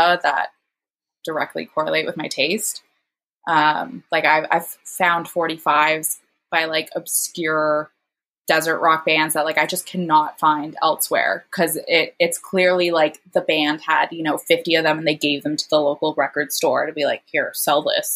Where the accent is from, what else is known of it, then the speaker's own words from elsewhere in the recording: Hamilton, Ontario, Canada; moved away; I'm from Hamilton originally